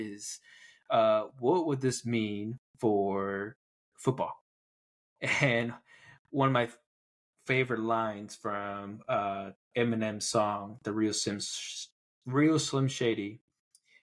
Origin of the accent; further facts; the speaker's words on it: Taiwan; moved away; growing up in Taiwan